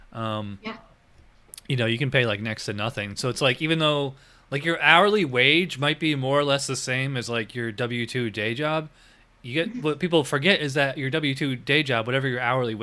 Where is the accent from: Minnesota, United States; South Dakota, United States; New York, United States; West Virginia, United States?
New York, United States; upstate; moved away as an adult; also born or lived in Virginia; now in Florida, United States; I'm from upstate New York